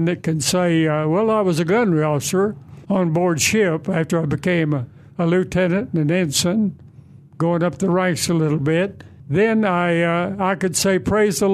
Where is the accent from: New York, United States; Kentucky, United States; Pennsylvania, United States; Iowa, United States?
Kentucky, United States; Middlesboro; moved away as an adult; I was born in Middlesboro, Kentucky, Knoxville, Tennessee is pretty close by, about 50 miles, October the 8th, 1915